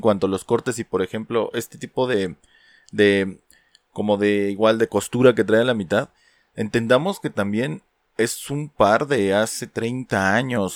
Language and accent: Spanish; Mexico; nosotros como cultura mexicana